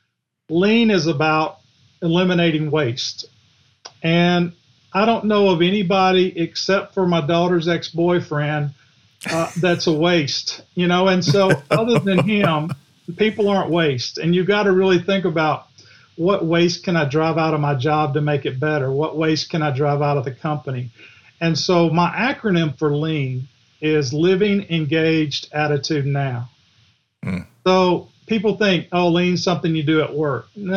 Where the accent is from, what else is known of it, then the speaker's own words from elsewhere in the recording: Griffin, Georgia, United States; accent: Southern; Grew up in Griffin